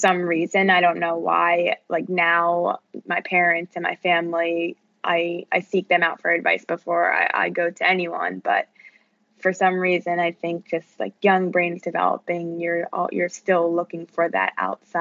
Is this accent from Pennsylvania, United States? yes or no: yes; outside of Philadelphia, Pennsylvania, United States; I grew up just 30 minutes outside of Philadelphia.